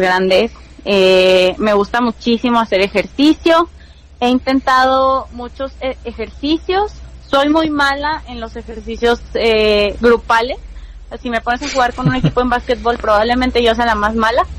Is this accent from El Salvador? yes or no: no; Hidalgo, Mexico; also born or lived in Mexico City; vivo en en Hidalgo ahorita, soy de Hidalgo, vivía en la Ciudad de México